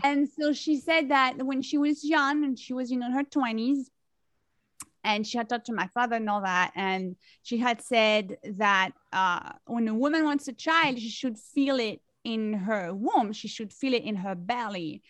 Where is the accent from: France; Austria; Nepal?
France; now in New York City, United States; I am originally from France. I grew up in France and I've been living in New York City for many, many years.